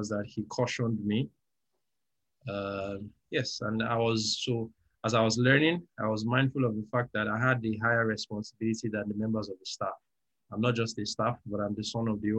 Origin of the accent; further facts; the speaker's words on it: Nigeria; also born or lived in Lagos; I'm a Nigerian. I live in Lagos.